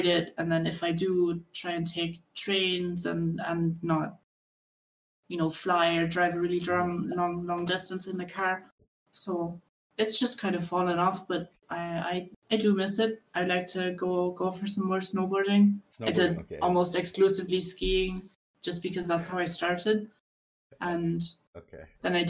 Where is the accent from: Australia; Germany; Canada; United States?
Germany; Berlin; I'm from Berlin.